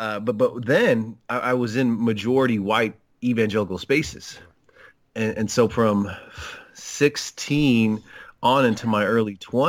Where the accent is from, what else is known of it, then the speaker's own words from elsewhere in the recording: El Paso, Texas, United States; born there; So I was born in El Paso, Texas.